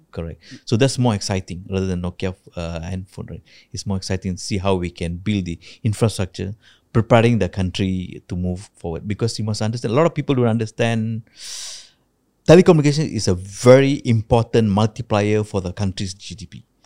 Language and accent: English; Malaysia; I'm a Malaysian